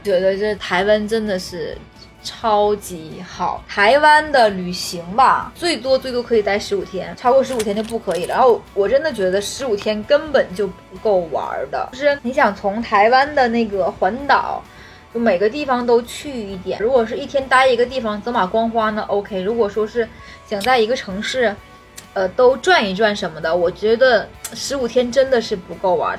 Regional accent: Northeast China, China; 尤其我们东北的嗓门儿非常大

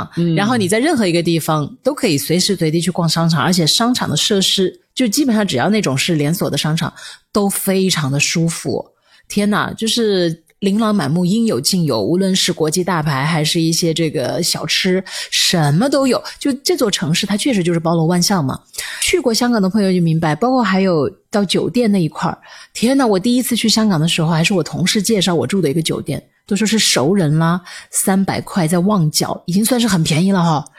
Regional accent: Changsha, Hunan, China; accent: Changsha dialect; 我刚才这个也不是粤语，也不是国语，是我们湖南话、

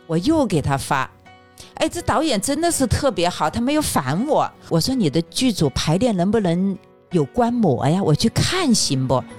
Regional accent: Sichuan, China; now in Beijing, China; 我不是四川人吗

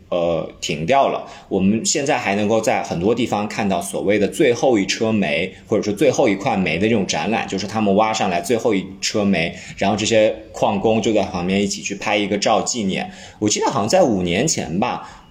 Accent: Lianyungang, Jiangsu, China; 我的家乡，就是我是江苏连云港的

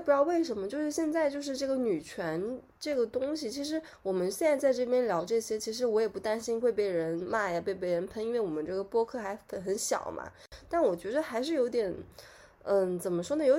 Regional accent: China; 就所谓就我们中国人又创了一个节日，就五二零我爱你

